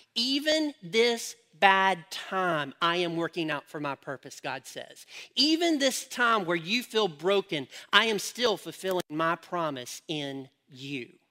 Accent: United States; I'm an American

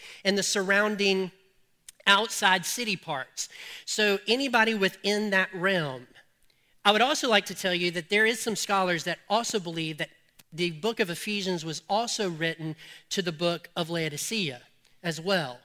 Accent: Colfax, United States; I'm from Colfax, and this is how we talk

